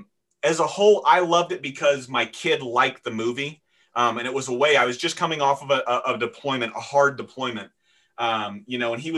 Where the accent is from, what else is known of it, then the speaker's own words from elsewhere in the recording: Florida, United States; also born or lived in Seattle, Washington; I grew up in Florida